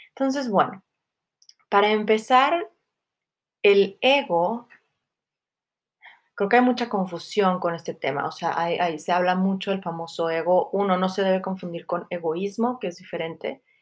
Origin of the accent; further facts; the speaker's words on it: Mexico; soy mexicana, eh, tengo tal color de piel